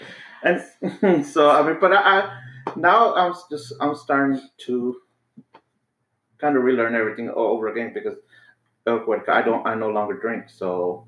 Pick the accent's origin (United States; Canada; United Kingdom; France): United States; San Antonio, Texas; we both grew up in the same town, in the same city